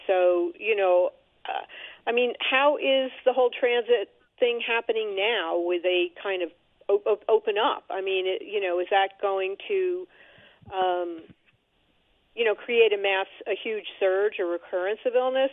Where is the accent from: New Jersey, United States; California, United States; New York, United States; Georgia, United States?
New York, United States; New York City; as a New Yorker